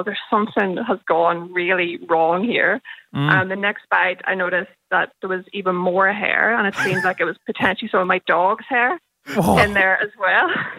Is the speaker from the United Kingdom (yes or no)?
no; Ireland; now in Melbourne, Australia; being Irish.